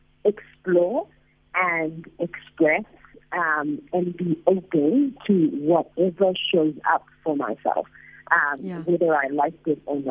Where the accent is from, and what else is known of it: South Africa; moved away